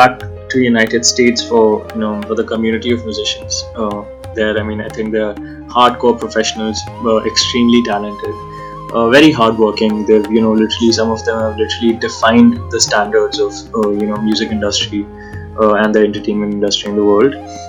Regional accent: India; first language Hindi; English is a second language; my first language isn't English. My first language is Hindi, and that's how we talk in our homes as well.

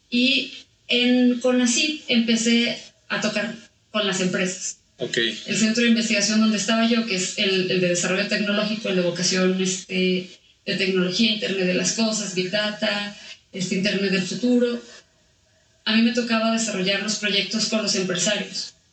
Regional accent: Aguascalientes, Mexico; pues mira, este, mi familia viene de Jalisco, eh, pero yo soy de aquí de Aguascalientes.

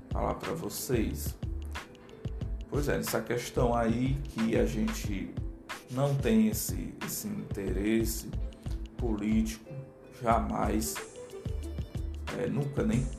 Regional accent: Aracati, Ceará, Brazil; o nome é uma homenagem à minha cidade, onde eu moro, onde eu nasci, né?

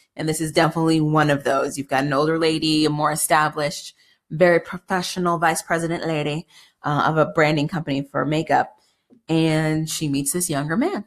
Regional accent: United States; as an American

